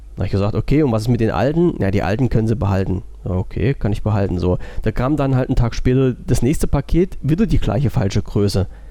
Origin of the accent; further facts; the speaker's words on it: Germany; Ich bin ja Deutscher und wohne in Deutschland